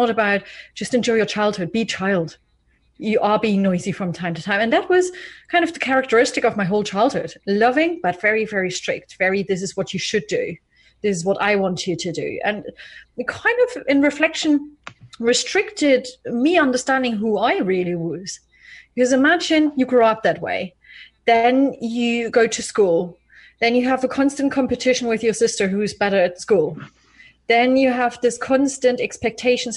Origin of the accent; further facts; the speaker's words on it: East Germany, Germany; I was born in East Germany, actually, in the 80s, in the early 80s